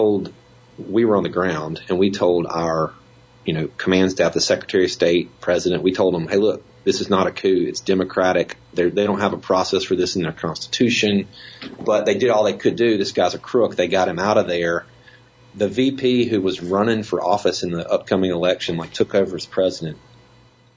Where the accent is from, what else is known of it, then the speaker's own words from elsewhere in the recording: Jackson, Mississippi, United States; also born or lived in Washington, D.C.; I grew up country boy in Mississippi, right? I mean, it was not that far out of the Jackson